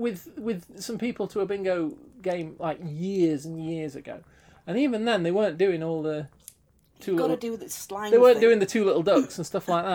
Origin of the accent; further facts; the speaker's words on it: United Kingdom; I'm British